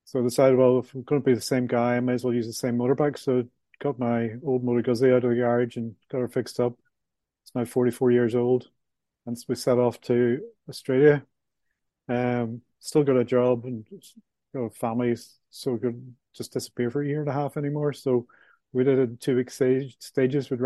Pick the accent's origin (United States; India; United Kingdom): United Kingdom; Belfast, Northern Ireland; moved away as an adult; mid 60s from Belfast, Northern Ireland. I was brought up in the Troubles, as we called it